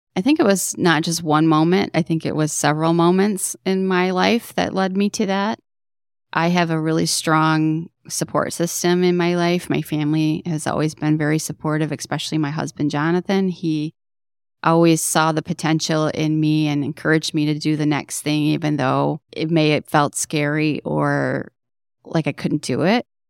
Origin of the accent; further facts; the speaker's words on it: Detroit, Michigan, United States; I grew up in Detroit, in Southwest Detroit, to be more specific